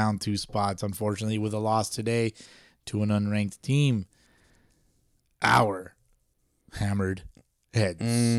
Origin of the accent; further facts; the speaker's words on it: Los Angeles, California, United States; also born or lived in Rialto, California; I was born in Pacoima.